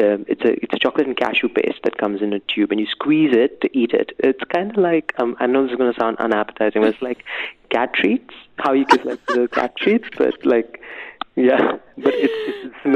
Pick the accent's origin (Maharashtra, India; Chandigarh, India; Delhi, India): Maharashtra, India; Mumbai; now in Dubai, United Arab Emirates; So I grew up in Bombay